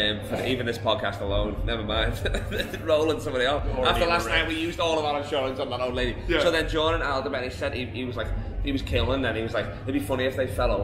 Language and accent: English; England, United Kingdom; now in Perth, Australia; I'm from England.